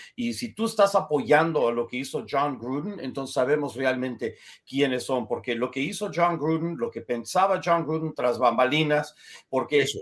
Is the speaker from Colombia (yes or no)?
no; United States; yo tengo apariencia blanca, soy estadounidense, pero soy judío